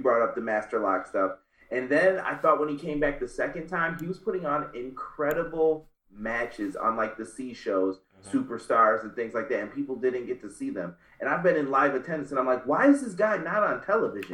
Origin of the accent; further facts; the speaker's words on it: Northeast, United States; I grew up in the Northeast.